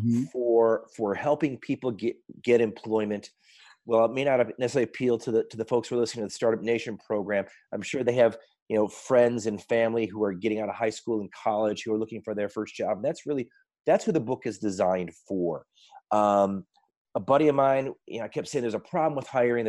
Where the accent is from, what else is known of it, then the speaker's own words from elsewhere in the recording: Detroit, Michigan, United States; I'm from Detroit